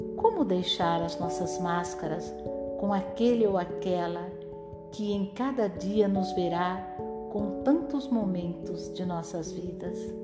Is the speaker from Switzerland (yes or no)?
yes; Geneva, Switzerland; Portuguese is a second language; eu sou de Genebra e aprendi o português